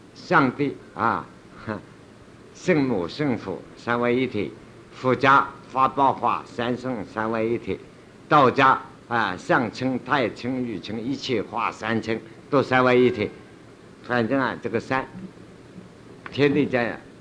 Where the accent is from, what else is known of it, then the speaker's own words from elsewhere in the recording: China; 我们中国人说禅宗